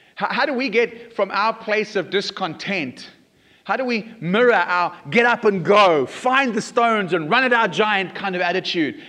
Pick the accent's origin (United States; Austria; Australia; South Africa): South Africa; I was growing up in South Africa